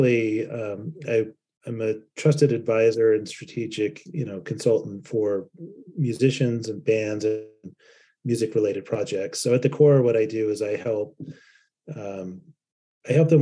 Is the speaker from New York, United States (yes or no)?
no; Salt Lake City, Utah, United States; also born or lived in Lindon, Utah; I grew up in Salt Lake City as part of the, you know, underground music scene and skateboard scene